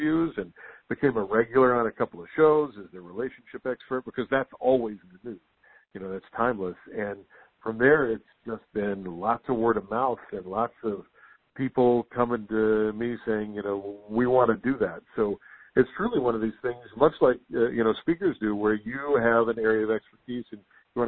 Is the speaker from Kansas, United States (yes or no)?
no; West Virginia, United States; also born or lived in Las Vegas / Orlando / Salt Lake City; now in Washington, D.C., United States; back home in my home state of West Virginia